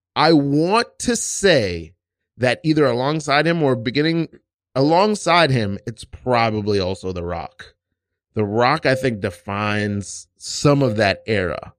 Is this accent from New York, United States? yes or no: yes; New York, United States; also born or lived in Savannah, Georgia; from New York. I'm from East New York.